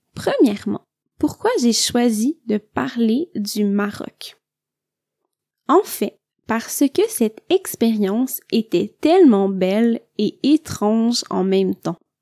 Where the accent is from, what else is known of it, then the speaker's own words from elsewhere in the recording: Quebec, Canada; je viens du Québec